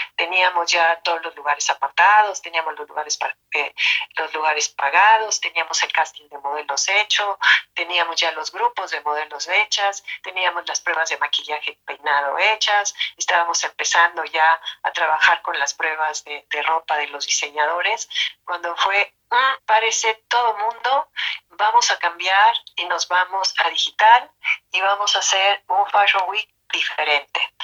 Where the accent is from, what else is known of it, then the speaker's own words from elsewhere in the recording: Mexico; Nosotros en México